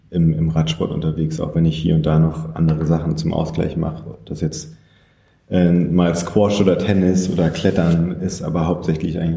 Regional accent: Saarland, Germany; also born or lived in Köln; now in Berlin, Germany; Aufgewachsen im Saarland und dann lange Zeit in Köln gelebt und auch dort studiert und ähm, dann vor sieben Jahren nach Berlin gekommen.

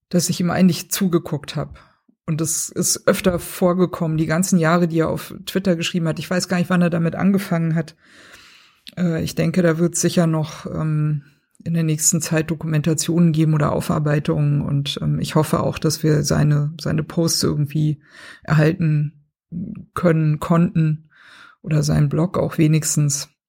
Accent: Baden-Württemberg, Germany; ich bin in Baden-Württemberg aufgewachsen. Ich weiß, was Pforzheim ist.

